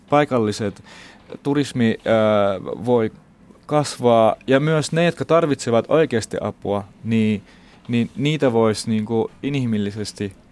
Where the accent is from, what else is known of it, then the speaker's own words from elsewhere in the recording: Finland; also born or lived in Baghdad, Iraq; vaikka mä oon syntynyt Bagdadissa, mä oon kasvanut täällä Suomessa. Et mä oon tullut 13-vuotiaana, nyt on yli puolet mun elämästä täällä.